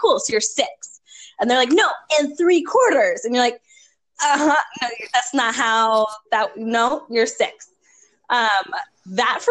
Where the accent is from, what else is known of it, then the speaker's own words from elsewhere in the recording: New York, East Coast, United States; now in Minnesota, United States; I grew up on the East Coast. I learned to drive in New York.